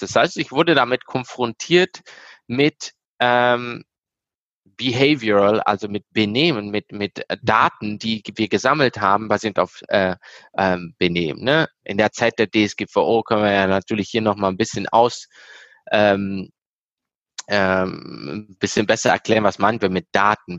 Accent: Italy; moved away as an adult; now in Germany; Mein Vater ist Italiener, ich bin selber in Italien aufgewachsen, erst 2016 hergezogen. Ähm, natürlich zu Hause zweisprachig aufgewachsen, deshalb spreche ich so gut Deutsch.

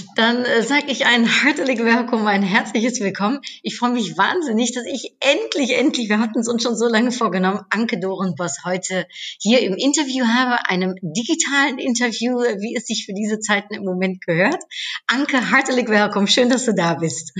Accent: Netherlands; now in Germany; ich Niederländerin in Deutschland bin

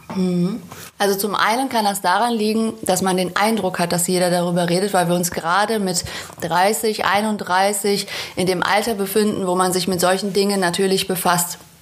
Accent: Münster, North Rhine-Westphalia, Germany; moved away as an adult; now in Cologne, Germany; 2014 bin ich nach Köln gezogen. Zudem bin ich auch noch umgezogen. Ich komme aus Münster in Westfalen

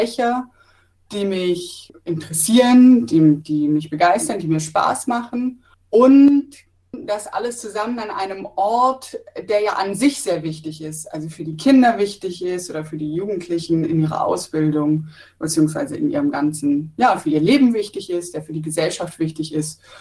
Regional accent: Pforzheim, Baden-Württemberg, Germany; Ich bin 31 Jahre alt, ich komme tatsächlich aus Pforzheim

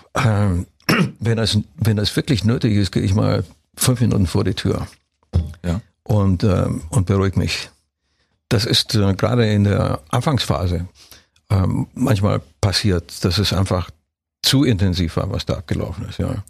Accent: Brașov, Brașov County, Romania; moved away; ich komme ja aus Kronstadt. Ich bin ja da ja, geboren

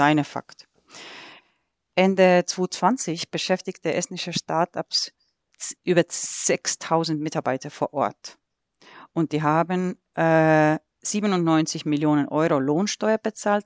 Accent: Estonia; German is a second language; also born or lived in Sweden; now in Nuremberg, Germany; als gebürtige Äste

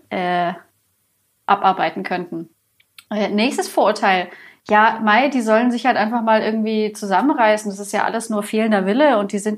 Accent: Bavaria, Germany; Also ich meine, ich komme hier aus Bayern, ähm, Bier ist ein Grundlebensmittel sozusagen.

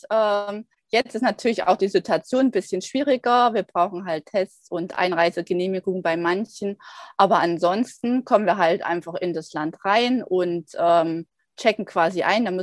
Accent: Erfurt, Thuringia, Germany; now in Guadeloupe; ursprünglich komme ich aus Erfurt, also aus Thüringen, also beziehungsweise aus der Nähe aus Erfurt. Und äh, jetzt gerade bin ich auf Guadalupe, das ist in der Karibik

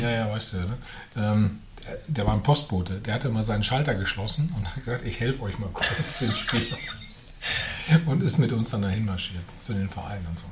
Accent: Bad Salzuflen, North Rhine-Westphalia, Germany; also born or lived in Herford; ich bin in Bad Ufern aufgewachsen

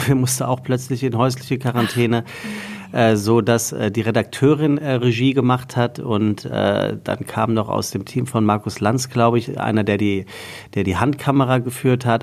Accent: Taunus, Hesse, Germany; also born or lived in Frankfurt; Ich bin geboren äh, 1979 in einem Sommermonat in Frankfurt. Ähm, und ich bin aufgewachsen im Taunus, das ist unweit von Frankfurt.

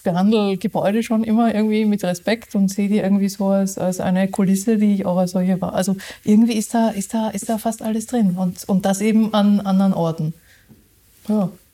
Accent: Austria; now in Germany; ich bin ja Österreicherin

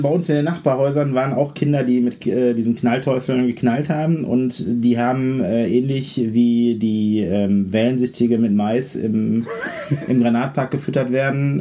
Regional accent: North Rhine-Westphalia, Germany; bei uns in NRW hier

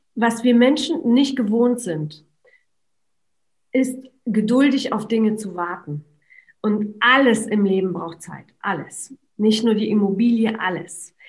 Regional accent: Poland; moved away; ich bin in Polen geboren

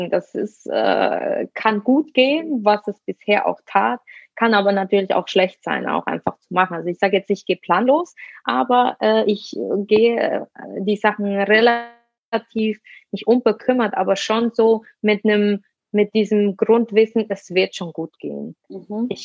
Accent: Switzerland; Meine eigene Familie lebt in Basel, ich bin äh, Schweizerin

